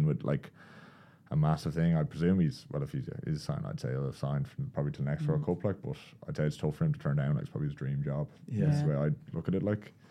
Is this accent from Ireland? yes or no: yes; Kildare, Leinster, Ireland; I drive back home then to Kildare